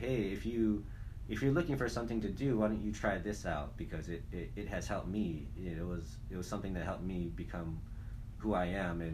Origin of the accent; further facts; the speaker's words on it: Hawaii, United States; moved away as an adult; growing up in Hawaii